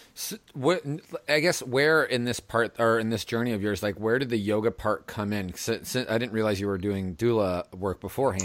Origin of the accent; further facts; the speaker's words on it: Southern California, United States; now in San Francisco, United States; I'm from Southern California